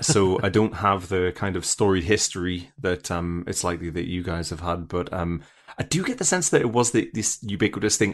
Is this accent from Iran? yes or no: no; United Kingdom; as a British person